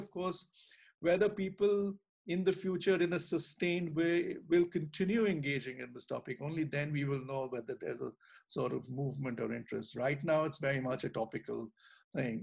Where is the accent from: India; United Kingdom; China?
India; Delhi; when I was growing up in Delhi